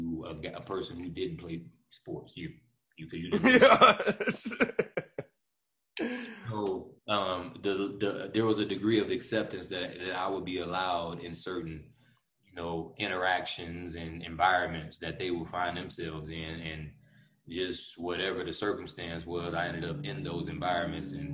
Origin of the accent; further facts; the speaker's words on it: Detroit, Michigan, United States; now in Colorado, United States; I was born in Detroit and spent a lot of time up there